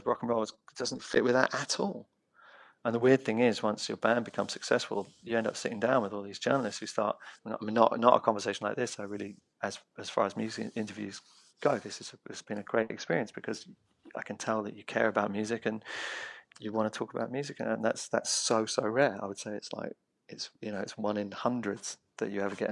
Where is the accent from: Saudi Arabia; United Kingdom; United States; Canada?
United Kingdom; London; I grew up in Muswell Hill